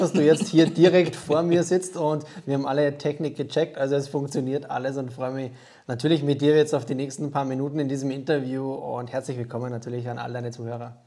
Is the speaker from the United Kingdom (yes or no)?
no; Austria; now in Germany; ursprünglich bin ich ja Österreicher, wird man wahrscheinlich schwer ähm, oder unschwer hören können